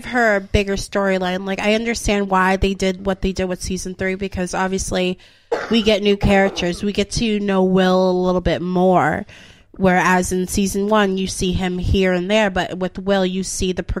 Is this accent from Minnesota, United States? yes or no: no; Newburyport, Massachusetts, United States; I'm from Newburyport